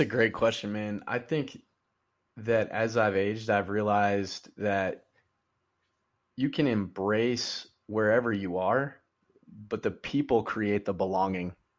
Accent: Georgia, United States; moved away; as a kid growing up in Georgia

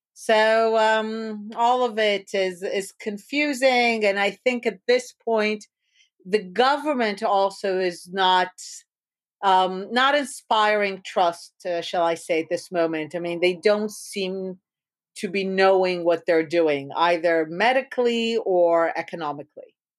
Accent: Jerusalem, Jerusalem District, Israel; born and raised in Israel, uh, in Jerusalem

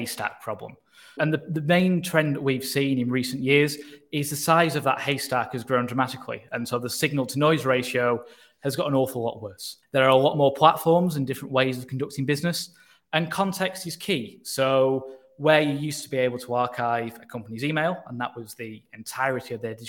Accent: Manchester, North West England, United Kingdom; I'm actually from Manchester in England rather than from America

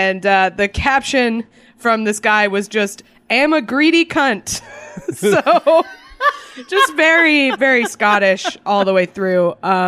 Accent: Boston, Massachusetts, United States; I grew up in the Boston area

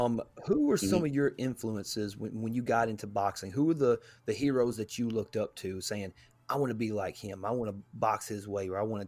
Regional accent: Chattanooga, Tennessee, United States; I was raised right over there on off Jerome Avenue, over there on the south side.

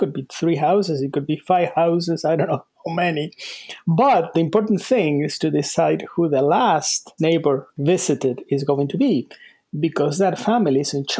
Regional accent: Argentina; also born or lived in Salt Lake City, United States / North Carolina, United States; now in United States; I was born in Argentina.

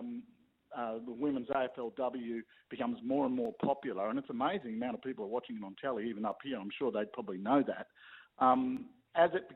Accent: Melbourne, Victoria, Australia; moved away as an adult; now in Rockhampton, Australia; I'm from Essendon. I'm a born and bred Essendon boy.

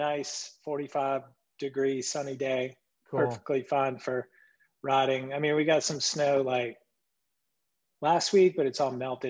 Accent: Chattanooga, Tennessee, United States; moved away as an adult; also born or lived in Virginia / Winston-Salem, North Carolina; now in Boulder, United States; I'm from the South, like where you are. You know, I grew up in Chattanooga and went to college in Virginia.

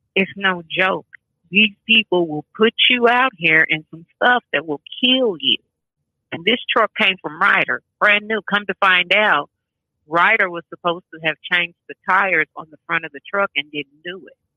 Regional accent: Kentucky, United States; also born or lived in Paducah, Kentucky; I'm originally from Kentucky, a little town called West Center, but I moved up to Paducah when my mother passed away

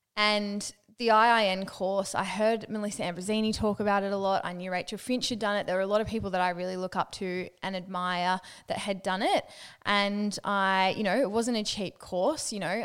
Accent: Newcastle, New South Wales, Australia; I'm from Newcastle. I cut my words in half

